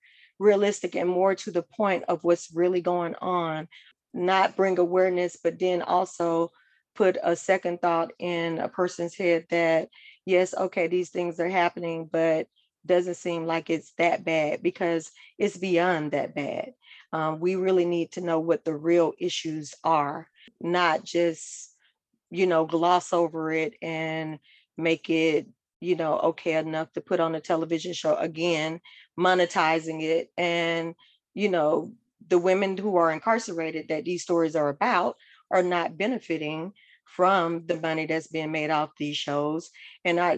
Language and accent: English; Atlanta, Georgia, United States; I'm originally from Atlanta, Georgia. And so I'm from what's considered a typical Southern family